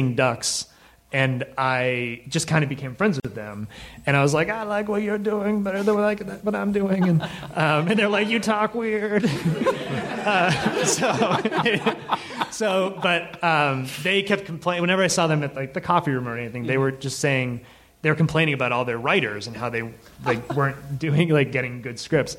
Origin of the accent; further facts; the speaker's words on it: Massachusetts, United States; moved away; I'm from Massachusetts